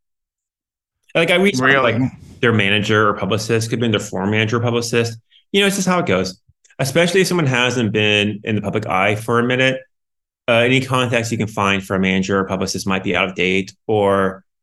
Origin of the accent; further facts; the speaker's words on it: Orlando, Florida, United States; now in New York area, United States; I grew up in Orlando, Florida